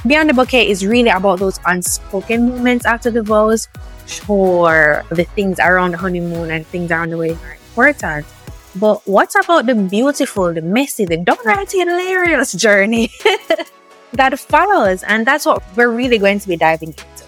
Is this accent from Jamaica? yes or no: yes; Jamaica; the Jamaican part of it because we're special, right? It's different for us.